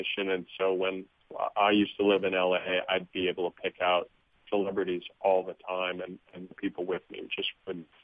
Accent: Wisconsin, United States; I grew up in Wisconsin

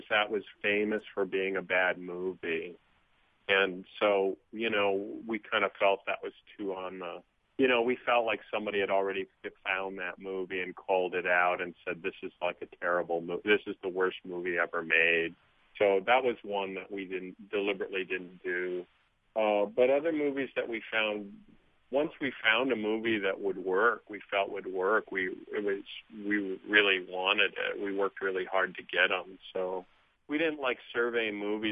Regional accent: Wisconsin, United States; I grew up in Wisconsin

